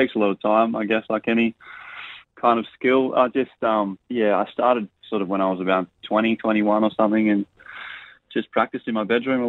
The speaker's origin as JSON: {"language": "English", "town": "Port Lincoln", "region": "South Australia", "country": "Australia", "tie": "born or raised there", "also_born_or_lived": "Sheringa, South Australia", "moved": "as an adult", "lives_now": "East Coast, Australia", "said": "Originally, my family are from Sheringa, which is about an hour and a half north of Port Lincoln. Grew up between there and Port Lincoln, so I went to school in Port Lincoln and, yeah, sort of bounced between the two."}